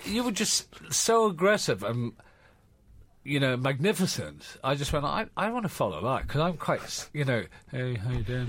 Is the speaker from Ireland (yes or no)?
yes; Ireland; born or raised there; moved away as an adult; now in London, United Kingdom